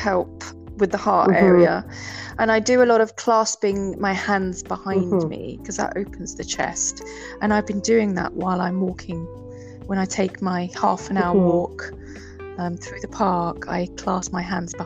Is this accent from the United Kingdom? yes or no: yes; England, United Kingdom; moved away; my hometown in England, a peaceful fishing village with the beach.